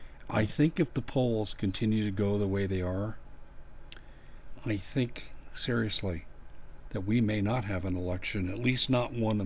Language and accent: English; Aurora, Colorado, United States; I grew up in Aurora, Colorado.